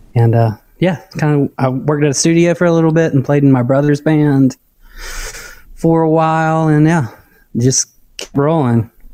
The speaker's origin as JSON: {"language": "English", "town": "Dothan", "region": "Alabama", "country": "United States", "tie": "born or raised there", "also_born_or_lived": "Auburn, Alabama / Orlando, Florida", "moved": "as an adult", "lives_now": "Nashville, United States", "said": "It's a town, Dothan, Alabama, and uh, yeah, grew up there."}